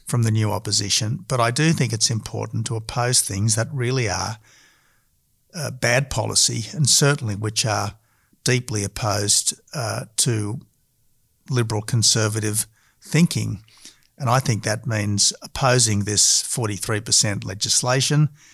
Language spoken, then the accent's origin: English; Australia; we are all Australian patriots